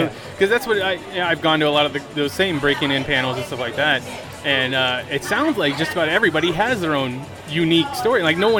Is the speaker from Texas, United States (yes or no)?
no; Yuma, Arizona, United States; I'm from here. I'm from Yuma